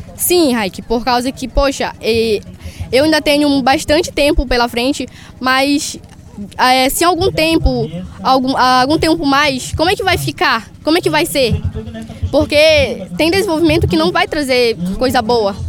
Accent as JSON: {"language": "Portuguese", "town": "Curuai", "region": "Pará", "country": "Brazil", "said": "Eu sou do Curuai, região do Lago Grande"}